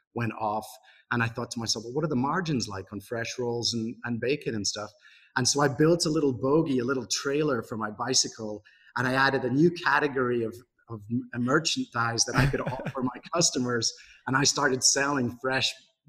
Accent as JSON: {"language": "English", "town": "Broughty Ferry", "region": "Scotland", "country": "United Kingdom", "tie": "born or raised there", "also_born_or_lived": "Glasgow", "moved": "as an adult", "lives_now": "Seattle, United States", "said": "I'm Scottish, and I was born in a town called Broughty Ferry, which none of you have heard of, but it's a little town close to Dundee on the east coast of Scotland."}